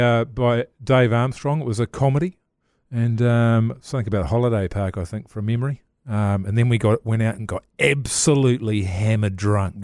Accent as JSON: {"language": "English", "town": "Levin", "region": "Manawatū-Whanganui", "country": "New Zealand", "tie": "born or raised there", "said": "when I was growing up in Levin"}